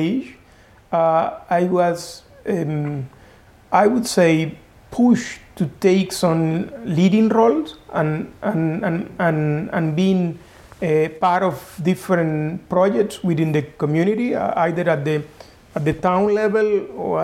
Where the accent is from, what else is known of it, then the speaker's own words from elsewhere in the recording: Corozal, Sucre, Colombia; moved away as an adult; also born or lived in Munich, Germany; now in Geneva, Switzerland; growing in Colombia is quite an experience, and in my case, a particular one, because I come in from a small town.